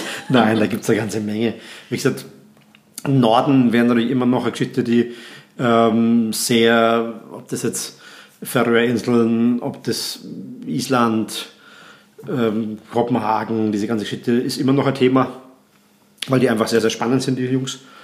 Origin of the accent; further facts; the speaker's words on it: Graz, Styria, Austria; bei uns in Graz